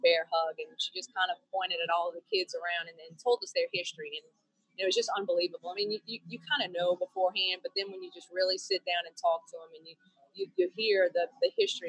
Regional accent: Metairie, Louisiana, United States; also born or lived in Kenner, Louisiana; now in Lacombe, United States; I grew up in Metairie, right across from the Galleria. Lived there until... I got married and moved away, kind of bounced around a little bit in Metairie. Now I live in Lacombe. We lived in Kenner for a little while

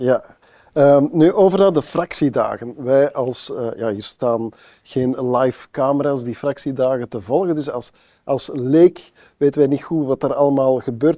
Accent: Antwerp, Flanders, Belgium; in mijn geboortestad, dan nog wel Antwerpen

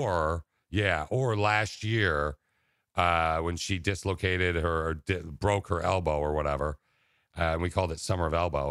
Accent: Okemos, Michigan, United States; also born or lived in Laingsburg, Michigan; my hometown, Okemos

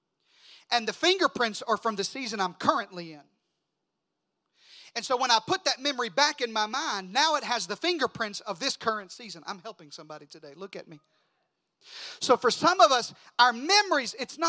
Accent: Deep South, United States; moved away; also born or lived in South Mississippi; I'm from the Deep South

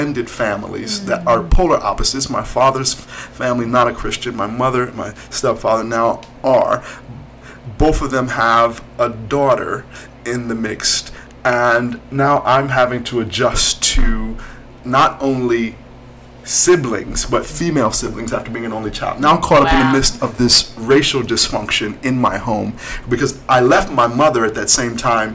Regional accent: Cincinnati, Ohio, United States; I am from Cincinnati

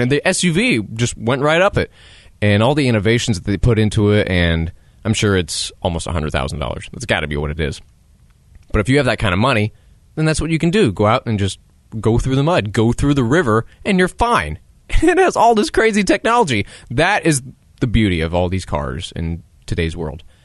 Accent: United States; as an American

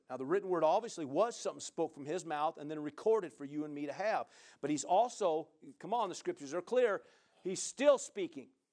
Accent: Midwest, United States; now in Central Oregon, United States; I grew up in the Midwest

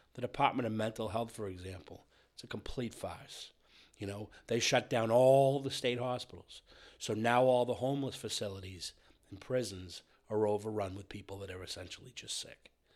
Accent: between Brockton and Randolph, Massachusetts, United States; now in Bellingham, United States; I came up between Brockton and Randolph

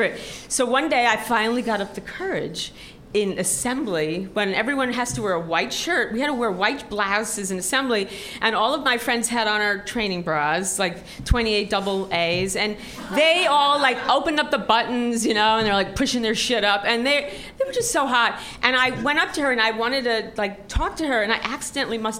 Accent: New York City, New York, United States; when I was in high school, I grew up in Forest Hills

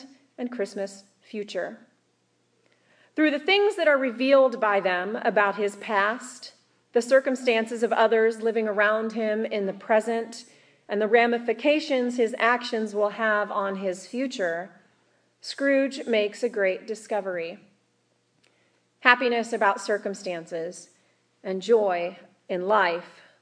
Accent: Kansas, United States; growing up in Kansas

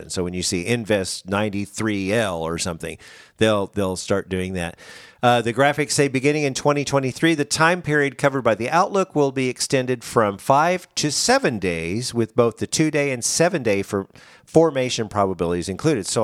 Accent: Branson, Missouri, United States; I'm from Branson, mm-hmm.

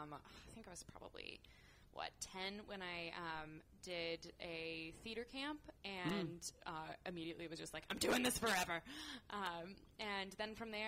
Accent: Castro Valley, California, United States; born and raised in Castro Valley

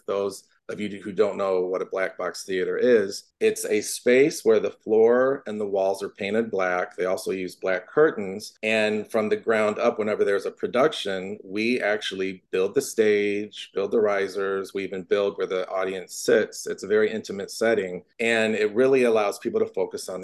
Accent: Norwalk, Ohio, United States; moved away as an adult; also born or lived in Cleveland, Ohio; now in Los Angeles, United States; I grew up in a little town called Norwalk, Ohio, outside of Cleveland

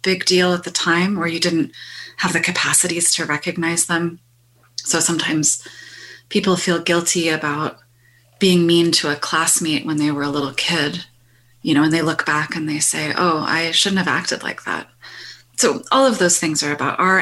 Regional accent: Canada; through being Canadian, I'm connected to this

